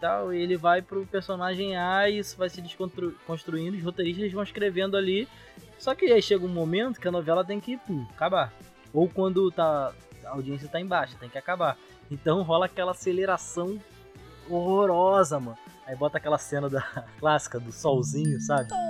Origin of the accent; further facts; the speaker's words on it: São Gonçalo, Rio de Janeiro, Brazil; eu sou de São Gonçalo, aqui não tem trem e tal